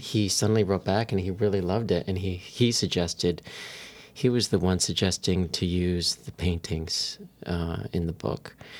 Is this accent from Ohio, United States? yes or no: no; San Diego, California, United States; I grew up in San Diego